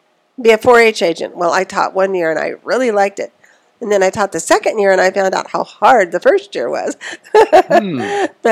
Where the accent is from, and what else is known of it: Eads, Colorado, United States; born or raised there; also born or lived in Kit Carson, Colorado / Fort Collins, Colorado